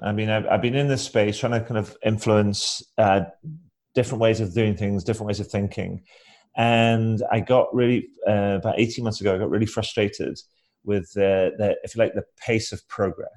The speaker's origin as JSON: {"language": "English", "region": "Scotland", "country": "United Kingdom", "moved": "yes", "lives_now": "Brighton, United Kingdom", "said": "Originally, I am from Scotland"}